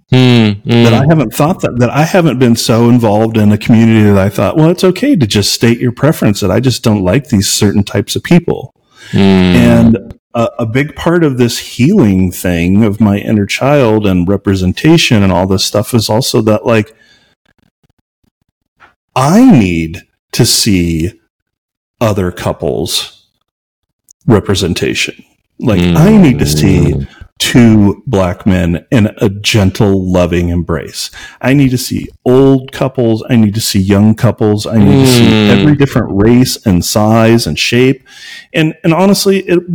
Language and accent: English; Missouri, United States; now in Albuquerque, United States; growing up in Missouri, I literally lived in an area where we would get letters in the mail for recruitment for the KKK